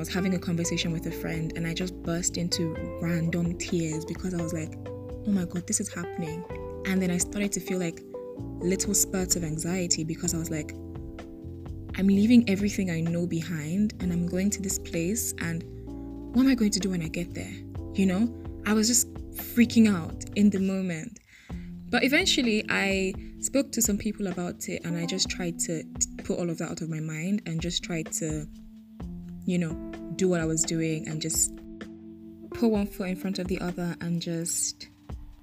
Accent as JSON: {"language": "English", "country": "Nigeria", "also_born_or_lived": "Lagos, Nigeria", "moved": "as an adult", "lives_now": "Mauritius", "said": "I'm Nigerian"}